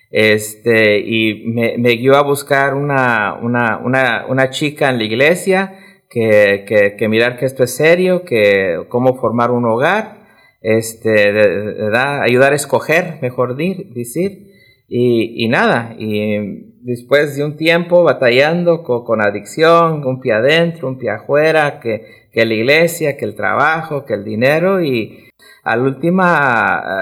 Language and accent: Spanish; Ecuador; born or raised there; now in Denver, United States